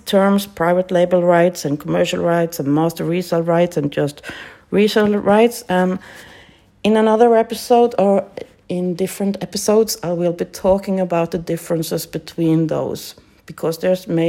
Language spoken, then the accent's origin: English; Norway; English is a second language; I'm from Norway